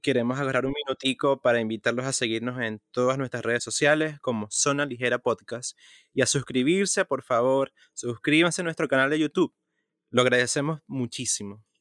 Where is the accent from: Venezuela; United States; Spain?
Venezuela; Maracaibo, Zulia; also born or lived in Caracas; yo pasé mi niñez en Maracaibo, la mayor parte, a partir de los seis años.